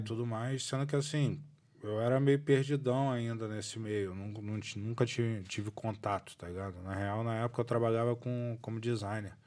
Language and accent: Portuguese; Rio de Janeiro, Brazil; moved away as an adult; now in Dublin, Ireland; eu cresci aqui do lado da CDD